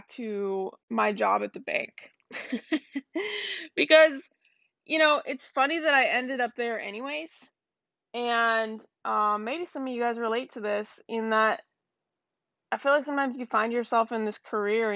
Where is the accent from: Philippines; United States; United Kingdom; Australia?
United States; Seattle, Washington; also born or lived in Canada; I was born in Canada, moved to Seattle with my parents when I was about 7 years old